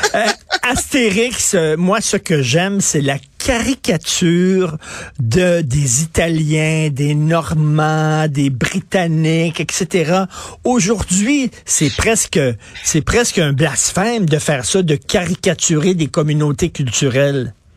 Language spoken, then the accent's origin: French; Quebec, Canada